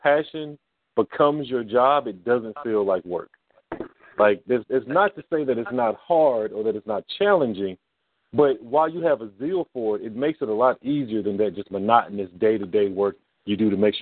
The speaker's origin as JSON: {"language": "English", "town": "Huntsville", "region": "Alabama", "country": "United States", "tie": "born or raised there", "also_born_or_lived": "Washington metropolitan area (DMV) / Atlanta, Georgia", "said": "Alabama, born and bred."}